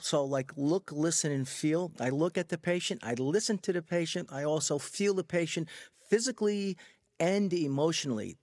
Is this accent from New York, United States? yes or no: yes; Freeport, New York, United States; I grew up in Freeport on Long Island, so that's a mixed community